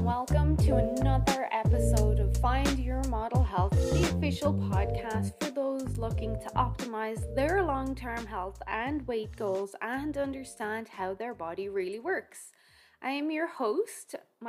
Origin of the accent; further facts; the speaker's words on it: Ireland; Remember, I'm Irish, so how you feel a heat wave is quite different to how I feel a heat wave.